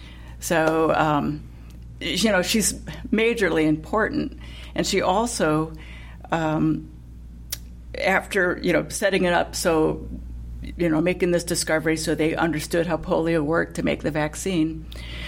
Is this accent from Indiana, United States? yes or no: yes; Fort Wayne, Indiana, United States; I'm from Fort Wayne, and there's a big Lincoln Museum there